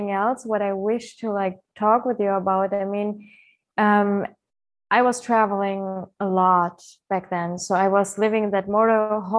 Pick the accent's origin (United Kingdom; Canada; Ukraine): Ukraine; born there; English is a second language; also born or lived in Germany; I was born in Ukraine, but I lived like a long time of my life in Germany.